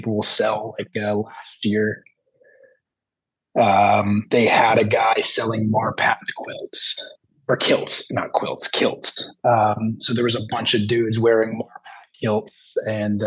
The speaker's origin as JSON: {"language": "English", "region": "New Jersey", "country": "United States", "tie": "born or raised there", "said": "I'm from South Jersey"}